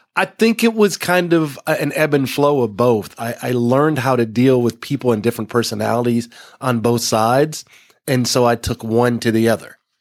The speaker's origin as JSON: {"language": "English", "region": "Texas", "country": "United States", "tie": "born or raised there", "said": "growing up in Texas"}